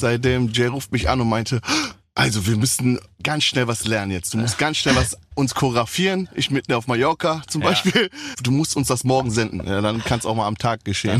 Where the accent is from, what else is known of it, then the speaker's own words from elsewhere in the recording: Düsseldorf, North Rhine-Westphalia, Germany; aus Düsseldorf